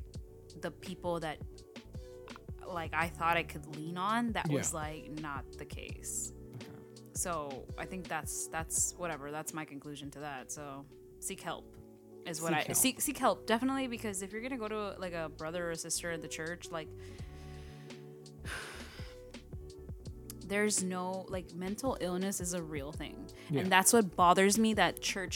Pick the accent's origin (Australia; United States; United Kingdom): United States; Los Angeles, California; I grew up in Watts